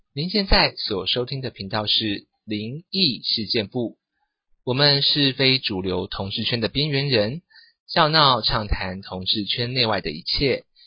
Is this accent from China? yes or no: no; southern Taiwan, Taiwan; 我们是那个来自台湾的最南端嗯啊，我们是南部的那个阳光女儿